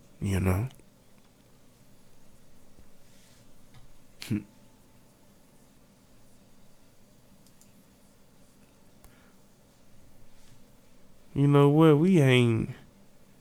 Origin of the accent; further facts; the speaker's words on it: Louisiana, United States; moved away as an adult; now in Texas, United States; I'm from the South. I'm from Louisiana.